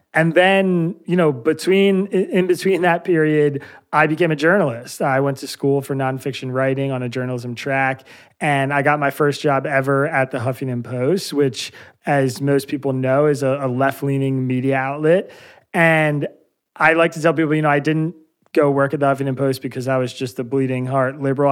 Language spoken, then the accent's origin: English; Bucks County, Pennsylvania, United States; also born or lived in East Jerusalem, Israel; I grew up in Bucks County, Pennsylvania